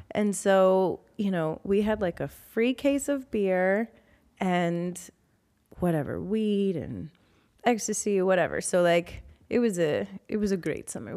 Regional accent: New Orleans, Louisiana, United States; I was born and raised in New Orleans

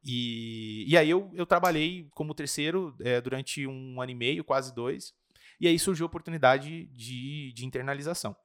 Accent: Registro, São Paulo, Brazil; now in Curitiba, Brazil; eu sou de uma cidade do interior de São Paulo fica mais ou menos 200 quilômetros daqui de, de Curitiba

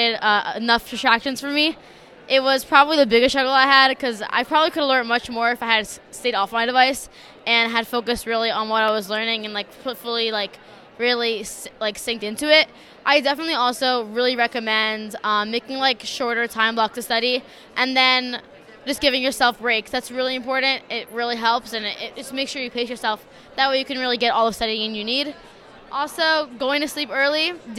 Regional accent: Bergen County, New Jersey, United States; I'm from Bergen County, New Jersey

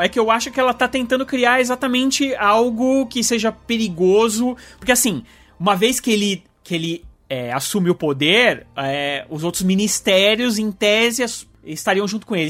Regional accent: Brazil; eu sou brasileiro

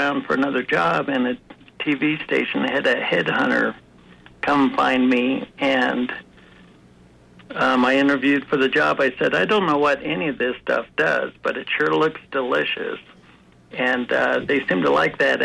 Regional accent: Brigham City, Utah, United States; now in Colorado, United States; I was born in Brigham City, Utah

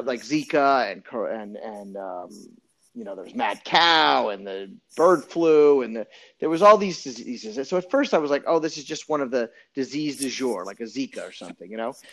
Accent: New Orleans, Louisiana, United States; also born or lived in Montreal, Quebec / Los Angeles; now in New York, United States; I was born in Montreal, Quebec, and I grew up in New Orleans, Louisiana

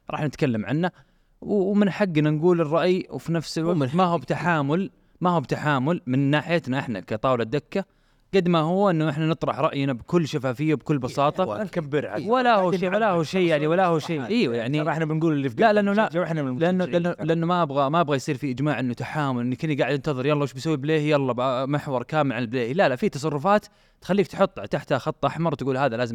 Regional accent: Riyadh, Riyadh Province, Saudi Arabia; اليوم الحمد لله هي عندنا هنا في الرياض نعيشها عندنا في السعوديه نعيشها

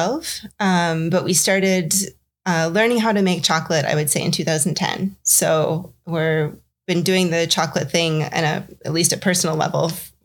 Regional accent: United States; moved away as an adult; also born or lived in Zimbabwe / Afghanistan / Washington, D.C.; I'm from the States

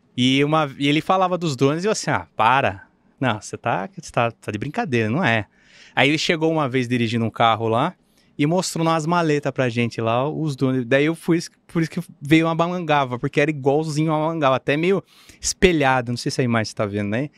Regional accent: Sorocaba, São Paulo, Brazil; sou de Sorocaba

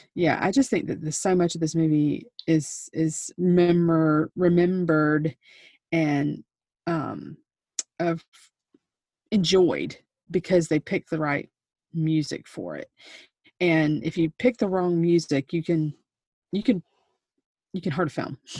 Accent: South Carolina, United States; I'm from South Carolina.

